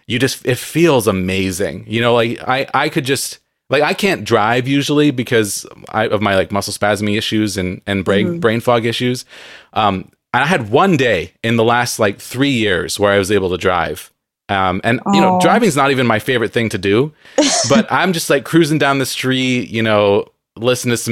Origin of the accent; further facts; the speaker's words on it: San Diego, California, United States; now in Seattle, United States; I grew up in San Diego